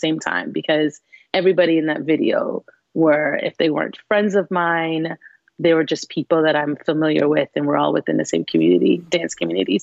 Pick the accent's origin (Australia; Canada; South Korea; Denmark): Canada; being Canadian